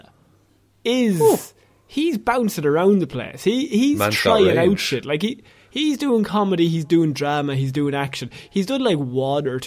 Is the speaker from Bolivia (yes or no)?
no; Ireland; two Irish men